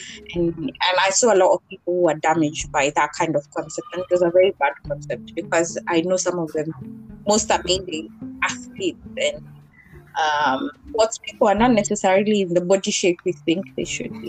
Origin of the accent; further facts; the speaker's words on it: Kenya; I'm from Kenya, and in high school in Bodit